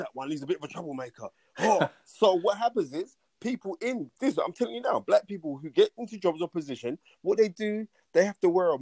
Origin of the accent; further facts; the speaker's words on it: United Kingdom; I'm actually British